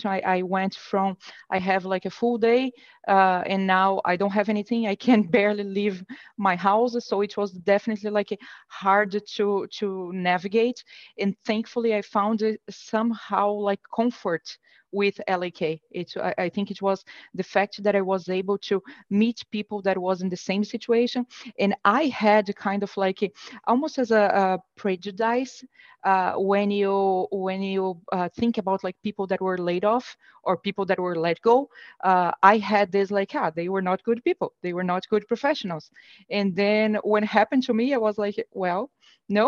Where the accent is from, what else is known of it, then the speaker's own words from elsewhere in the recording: Brazil; moved away as an adult; now in United States; I'm born and raised in Brazil, and about 7, 8 years ago, I moved to the US